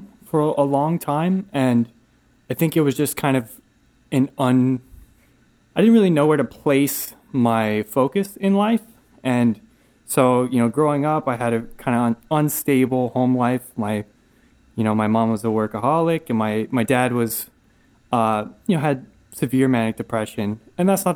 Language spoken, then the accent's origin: English; Asheville, North Carolina, United States; I'm from Asheville, North Carolina.